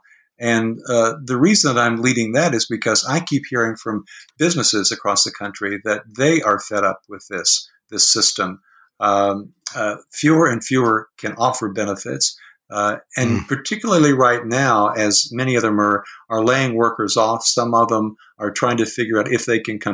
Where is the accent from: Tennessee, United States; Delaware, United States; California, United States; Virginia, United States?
Tennessee, United States; I'm from Tennessee